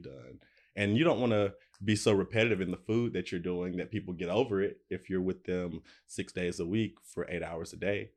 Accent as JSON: {"language": "English", "country": "United States", "moved": "as an adult", "lives_now": "Los Angeles, United States", "said": "I'm from Alabama, Tennessee, right on the Alabama, Tennessee line, and I moved to L A maybe twelve years ago"}